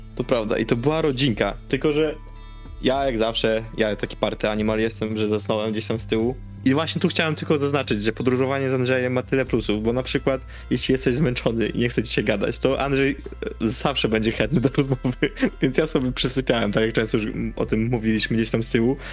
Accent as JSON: {"language": "Polish", "country": "Poland", "said": "jesteśmy z Polski"}